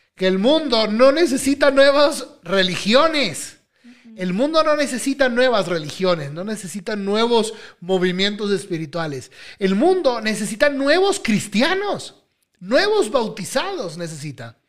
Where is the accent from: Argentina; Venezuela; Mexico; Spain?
Venezuela; Yo soy venezolano, en mi país está sufriendo